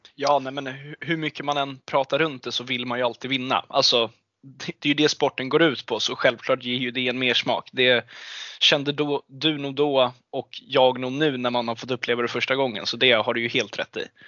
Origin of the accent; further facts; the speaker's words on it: Stockholm, Stockholm County, Sweden; jag är 21 år gammal och kommer från Stockholm